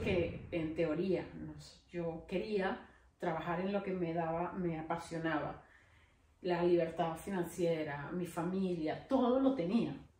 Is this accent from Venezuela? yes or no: yes; Venezuela; moved away as an adult; Yo nunca quise salir de Venezuela